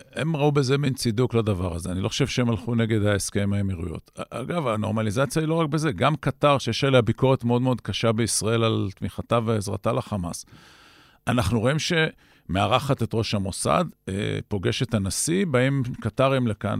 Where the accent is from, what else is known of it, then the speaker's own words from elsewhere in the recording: Israel; אנחנו כצברים